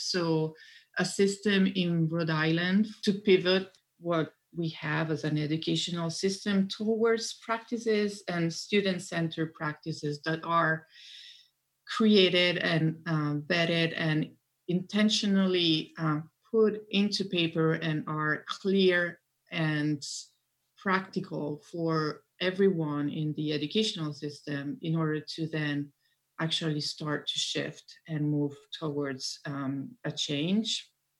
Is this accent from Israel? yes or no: no; Italy; English is a second language; now in United States; I'm originally from Italy and I am a multilingual learner myself. I grew up in different countries and actually English, I think, is my fifth language in order of acquisition.